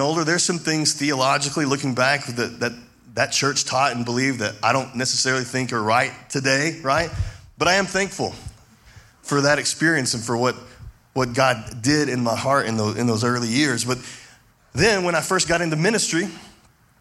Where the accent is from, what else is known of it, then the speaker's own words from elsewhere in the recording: Levelland, Texas, United States; I grew up in Levelland, Texas